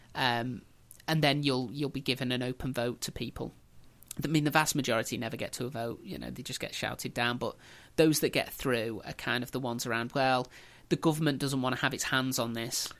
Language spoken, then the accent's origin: English; England, United Kingdom; we as English